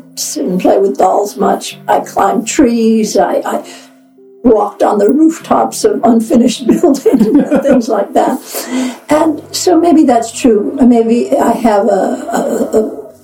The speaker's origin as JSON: {"language": "English", "town": "Los Angeles", "region": "California", "country": "United States", "tie": "born or raised there", "said": "I grew up in Los Angeles, California"}